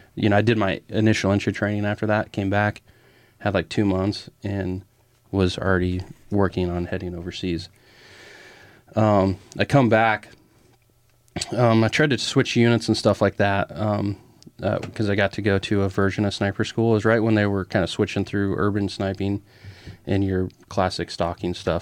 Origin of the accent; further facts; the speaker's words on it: Grand Island, United States; I was born and raised in Gren Island.